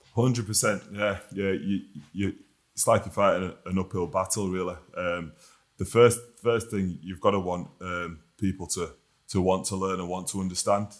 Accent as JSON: {"language": "English", "town": "Huddersfield", "region": "Yorkshire and the Humber", "country": "United Kingdom", "tie": "born or raised there", "said": "being a local boy, definitely. It's a great place to be, great place to grow up"}